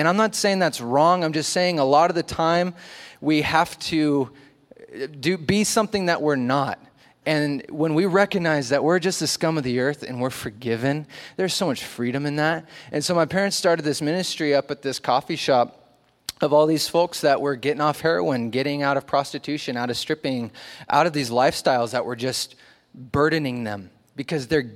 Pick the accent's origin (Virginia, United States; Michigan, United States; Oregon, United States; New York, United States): Oregon, United States; also born or lived in Long Beach, California; I moved up to Oregon when I was little and went to a church under a guy named John Corson